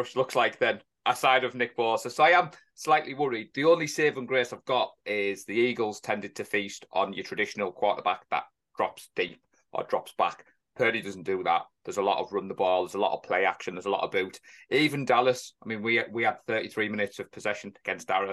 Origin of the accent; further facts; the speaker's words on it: England, United Kingdom; an Englishman who's not an NFL coach